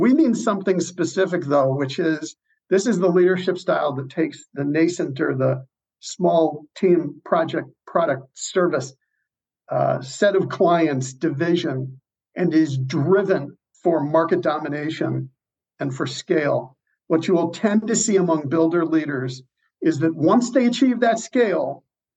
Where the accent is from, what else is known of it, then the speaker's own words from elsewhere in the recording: Chicago, Illinois, United States; my hometown of Chicago